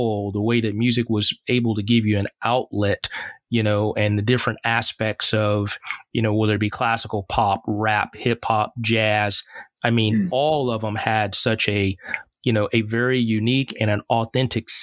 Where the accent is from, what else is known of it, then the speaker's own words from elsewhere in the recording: the South, United States; I grew up in the South